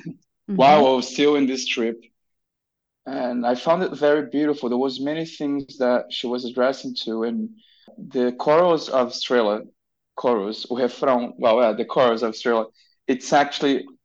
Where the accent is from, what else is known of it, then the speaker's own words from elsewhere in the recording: Brasilia, Federal District, Brazil; moved away; from Brasilia, my hometown